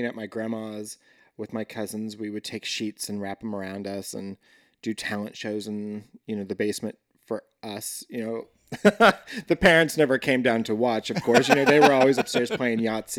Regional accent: Linwood, Kansas, United States; Yeah. Right outside of Lawrence.

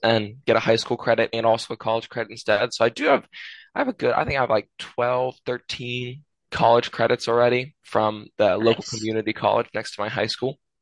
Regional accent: United States; I'm American

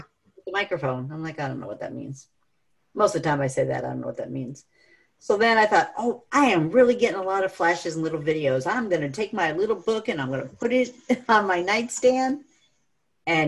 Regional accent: New York, United States; also born or lived in California; I was born in California and then moved to New York.

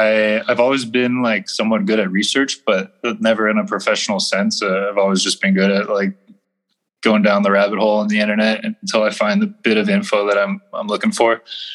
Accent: United States; as an American

